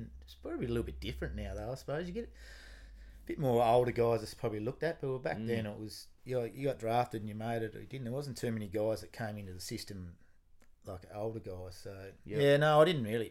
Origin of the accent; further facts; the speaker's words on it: Devonport, Tasmania, Australia; also born or lived in Melbourne / Canberra; I moved back from Melbourne back home to Devonport